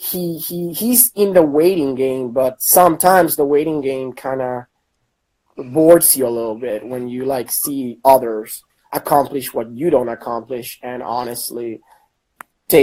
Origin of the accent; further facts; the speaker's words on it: Orlando, Florida, United States; I'm from Orlando, actually. Orlando, Florida